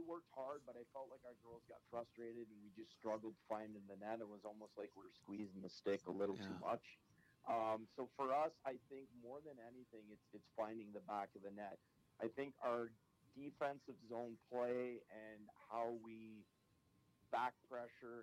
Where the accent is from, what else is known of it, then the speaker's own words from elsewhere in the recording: Ottawa, Ontario, Canada; accent: Canadian; moved away; I'm originally from Ottawa, Ontario, Canada